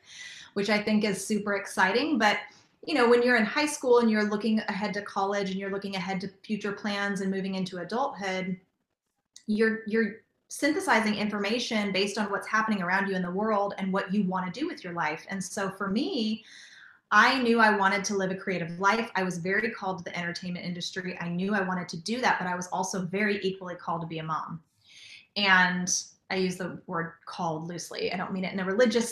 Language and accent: English; Southern California, United States; moved away as an adult; also born or lived in Nashville; I grew up in Southern California